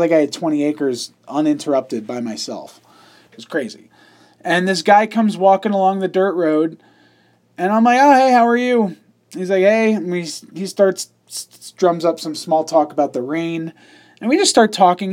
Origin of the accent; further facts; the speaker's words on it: New York, United States; I'm a city boy. I'm from New York